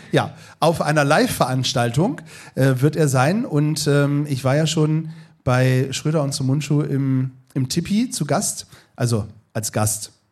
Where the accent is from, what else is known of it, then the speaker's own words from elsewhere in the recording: Northern Germany, Germany; Aber ich bin ja auch Norddeutscher. Dafür kenne ich Lapskaus.